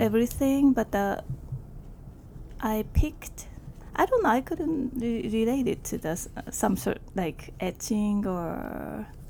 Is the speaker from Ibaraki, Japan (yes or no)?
yes; Ibaraki, Japan; born or raised there; English is a second language; moved away as an adult; also born or lived in Yokohama, Kanagawa, Japan; now in Queens, New York, United States